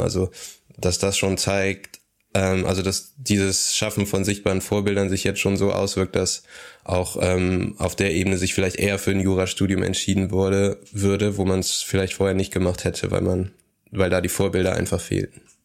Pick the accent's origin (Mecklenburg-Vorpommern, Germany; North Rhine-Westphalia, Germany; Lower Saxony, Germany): North Rhine-Westphalia, Germany; Aachen